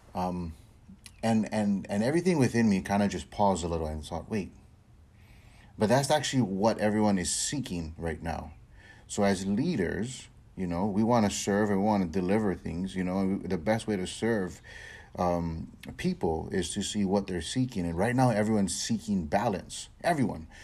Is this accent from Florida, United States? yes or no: no; Hawaii, United States; I'm born and raised in Hawaii